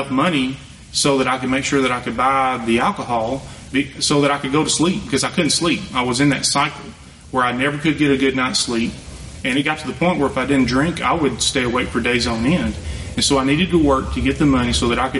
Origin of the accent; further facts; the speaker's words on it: Elkhart, United States; I grew up in the Methodist Church in Elkhart